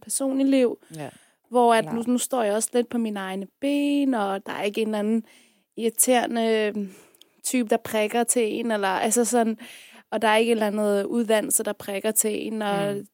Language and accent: Danish; Afghanistan; now in Denmark; jeg er fra Afghanistan